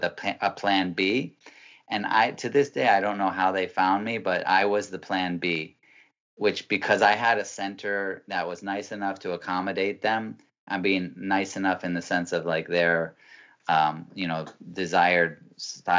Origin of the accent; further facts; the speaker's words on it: Massachusetts, United States; moved away as an adult; also born or lived in Peru; I am 46 years old, man. And I'm originally from Massachusetts